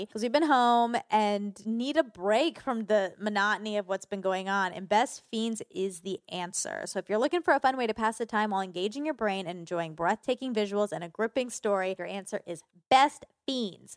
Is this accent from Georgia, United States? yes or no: yes; Georgia, United States; I grew up in Georgia